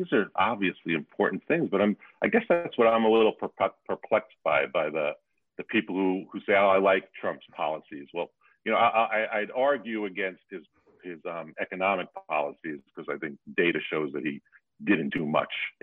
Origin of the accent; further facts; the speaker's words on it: New York, United States; moved away; I come from being a New Yorker